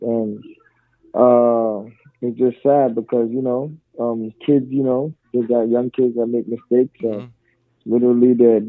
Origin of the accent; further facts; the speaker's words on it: New York City, New York, United States; moved away as an adult; also born or lived in Staten Island / East Flatbush, Brooklyn / Far Rockaway, Queens; Staten Island's not a place for me no more. I was born there. Mm-hmm. And even I was raised in East Flatbush and Far Rockaway, then moved back to Staten Island.